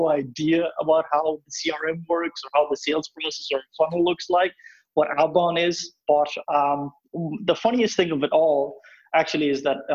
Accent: Pakistan; moved away as an adult; also born or lived in Poznan, Poland; now in Poland; I'm from Pakistan, so I moved to Poland in 2012.

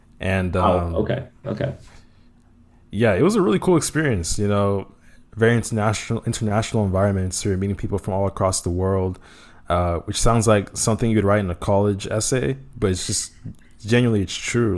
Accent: United States; now in abroad; I'm from the US, so I'm not

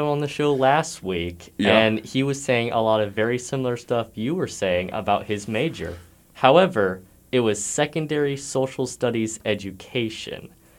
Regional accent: United States; moved away; growing up right next to the Chesapeake Bay my whole life, pretty much.

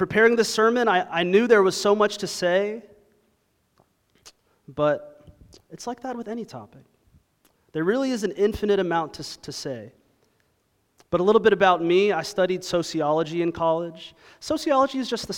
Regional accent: Toronto, Ontario, Canada; now in Dallas, United States; I was raised in Toronto, Ontario

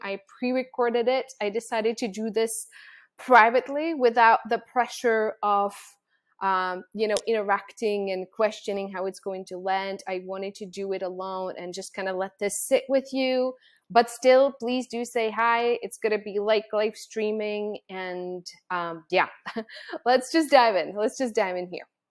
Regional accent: Czechia; moved away; I was born and raised in the Czech Republic

